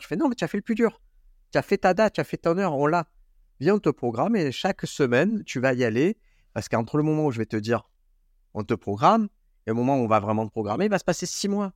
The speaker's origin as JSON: {"language": "French", "town": "Marseille", "region": "Provence-Alpes-Côte d'Azur", "country": "France", "said": "c'est chez moi à Marseille"}